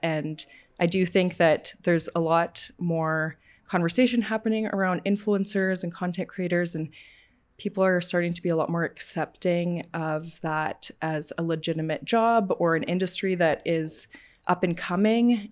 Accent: Calgary, Alberta, Canada; I was born and raised in Calgary

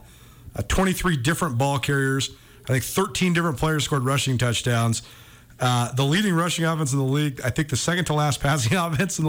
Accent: Missoula, Montana, United States; also born or lived in the Southwest (US); being back in my hometown

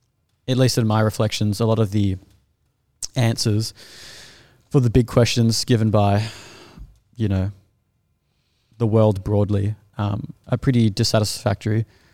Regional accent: Australia; As an Australian, I find it very uncomfortable.

